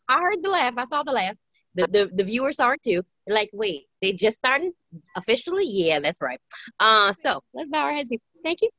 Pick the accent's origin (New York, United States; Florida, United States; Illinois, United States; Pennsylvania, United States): New York, United States; New York City; now in Maryland, United States; I grew up in Brooklyn, New York.